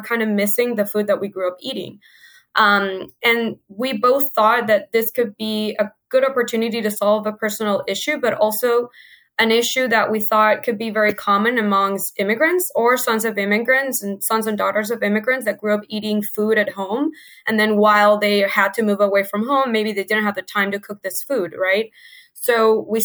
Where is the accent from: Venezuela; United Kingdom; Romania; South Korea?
Venezuela; moved away as an adult; now in United States; I'm originally from Venezuela, like you mentioned before. My sister and I moved to the States about 8 years ago to go to school